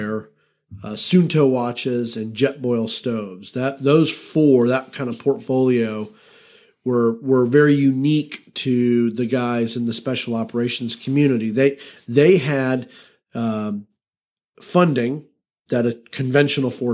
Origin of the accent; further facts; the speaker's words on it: Atlanta, Georgia, United States; I'm from Atlanta.